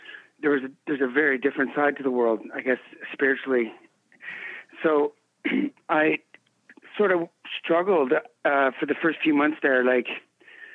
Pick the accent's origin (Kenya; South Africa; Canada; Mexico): Canada; I was born and raised in Canada